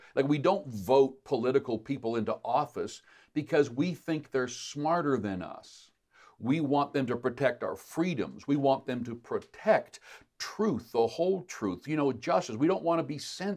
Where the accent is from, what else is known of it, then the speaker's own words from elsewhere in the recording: Canada; as Canadian citizens